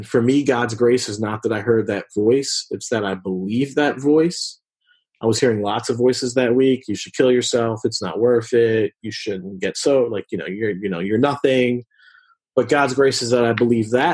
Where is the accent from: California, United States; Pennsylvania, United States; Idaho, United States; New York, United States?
Pennsylvania, United States; Philadelphia; I grew up in West Philadelphia.